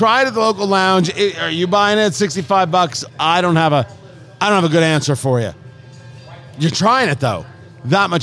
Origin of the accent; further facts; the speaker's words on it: East Coast, United States; I grew up on the East Coast